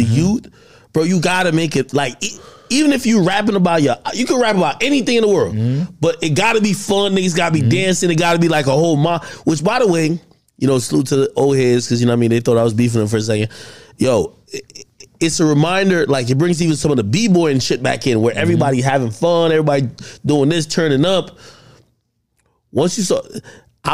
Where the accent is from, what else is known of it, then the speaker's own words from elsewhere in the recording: New Jersey, United States; I'm from Jersey